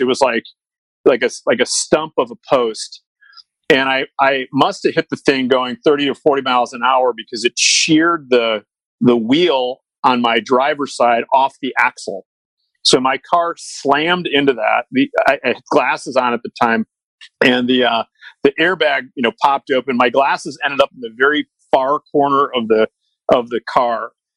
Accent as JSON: {"language": "English", "town": "Chicago", "region": "Illinois", "country": "United States", "tie": "born or raised there", "said": "I grew up in Chicago"}